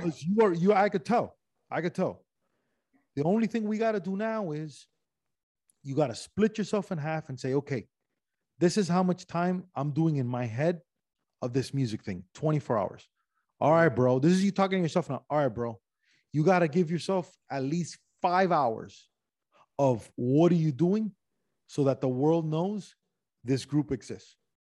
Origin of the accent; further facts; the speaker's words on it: Miami, Florida, United States; moved away as an adult; also born or lived in Los Angeles; I'm Cuban from Miami